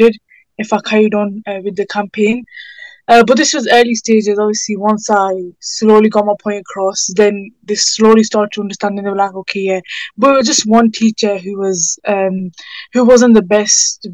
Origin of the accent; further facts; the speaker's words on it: United Kingdom; My parents are from Pakistan, and I was born in the UK, so I'm Pakistani